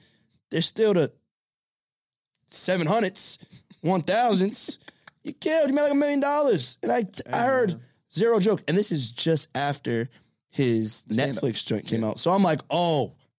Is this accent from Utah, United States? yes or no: no; New York City, New York, United States; I'm from Brooklyn.